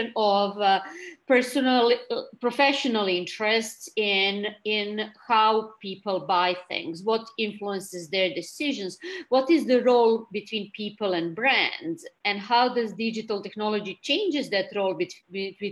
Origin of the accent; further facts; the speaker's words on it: Belgrade, Serbia; moved away as an adult; now in New York, United States; I'm Serbian. I came from Belgrade to do my master's and my PhD